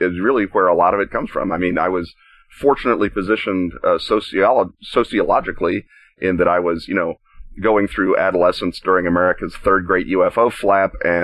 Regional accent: Oklahoma City, Oklahoma, United States; moved away; also born or lived in Chicago; I grew up in Oklahoma City, Oklahoma, which is a delightful place to grow up.

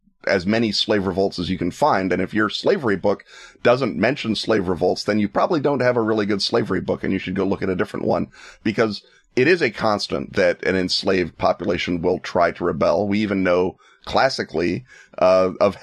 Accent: Chicago, Illinois, United States; me as a Chicagoan

